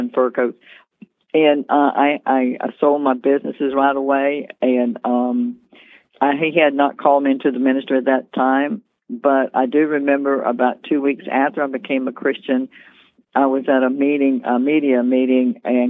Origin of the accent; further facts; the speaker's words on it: North Carolina, United States; moved away as an adult; now in Virginia Beach, United States; I'm originally from North Carolina.